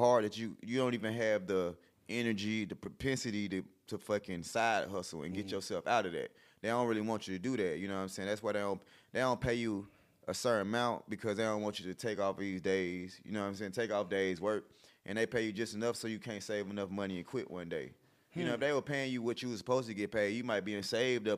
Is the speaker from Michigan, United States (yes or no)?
no; College Park, Georgia, United States; I'm from College Park, went to S.L. Lewis, the same elementary school that Gunner went